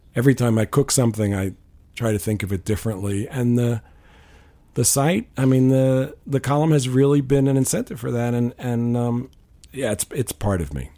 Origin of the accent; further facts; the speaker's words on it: New York, United States; I grew up in New York